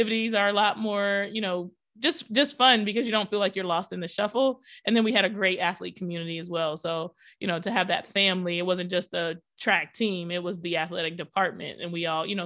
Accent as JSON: {"language": "English", "region": "Pennsylvania", "country": "United States", "tie": "born or raised there", "also_born_or_lived": "Detroit, Michigan / Miami, Florida", "said": "I moved to Pennsylvania back with my dad where I was born. And I was the only Black girl in my graduating class"}